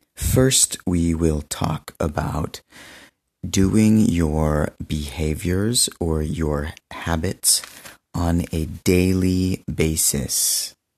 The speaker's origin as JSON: {"language": "English", "country": "United States", "also_born_or_lived": "Benin", "said": "I'm American, but I lived in Benin for two years"}